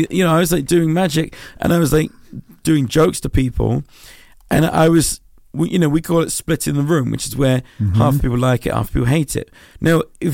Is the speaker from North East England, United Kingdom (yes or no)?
no; London, United Kingdom; I grew up in Southeast London.